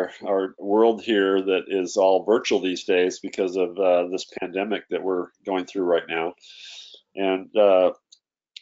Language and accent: English; Idaho, United States; I grew up in Idaho when I was you know, a kid and through school